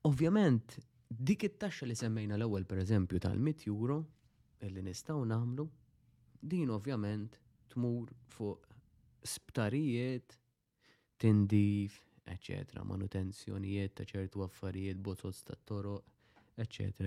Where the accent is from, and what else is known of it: Malta